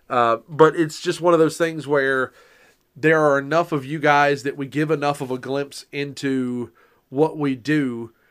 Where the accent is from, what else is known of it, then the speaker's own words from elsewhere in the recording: the South, United States; I'm from the South.